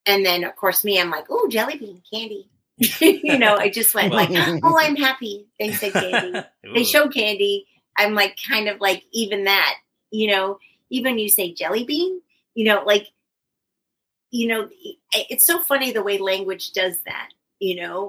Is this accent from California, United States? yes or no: yes; Northern California, United States; moved away; I'm from Northern California